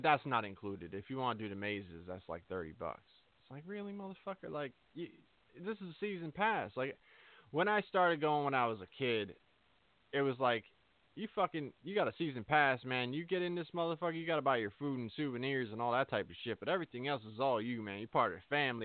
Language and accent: English; New Jersey, United States; I'm from Jersey. I've always been from Jersey.